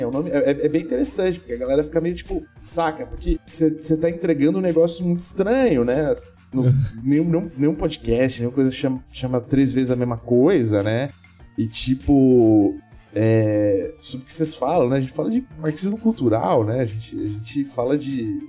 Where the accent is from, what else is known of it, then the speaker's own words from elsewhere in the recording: Brazil; a gente é brasileiro ainda por cima